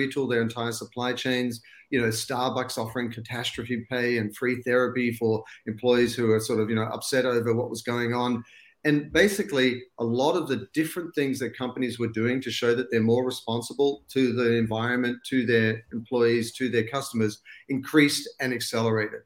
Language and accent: English; Australia; accent: Aussie; moved away as an adult; now in Los Angeles, United States; I was born and bred in Australia. And I've still got the Aussie accent